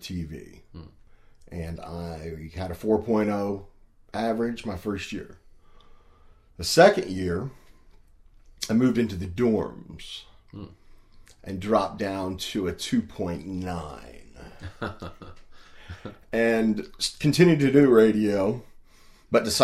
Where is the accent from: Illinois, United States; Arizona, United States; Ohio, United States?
Illinois, United States; Perry County; growing up in Berry County, Illinois